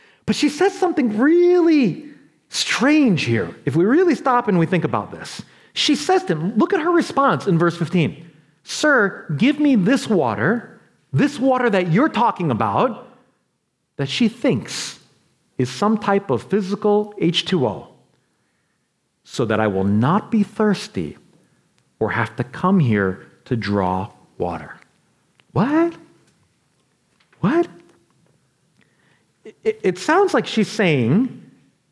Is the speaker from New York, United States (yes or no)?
yes; New York, United States; I'm from New York